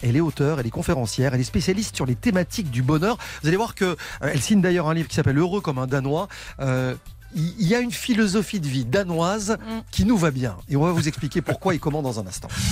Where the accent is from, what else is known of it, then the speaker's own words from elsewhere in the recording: France; chez nous en France